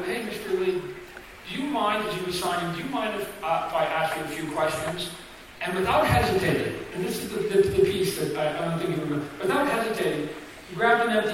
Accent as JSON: {"language": "English", "country": "Canada", "tie": "born or raised there", "said": "I'm a Canadian kid"}